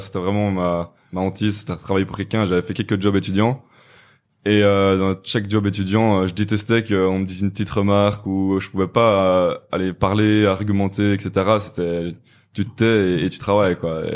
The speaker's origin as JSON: {"language": "French", "town": "Namur", "region": "Wallonia", "country": "Belgium", "said": "je viens de Belgique, de Namur précisément"}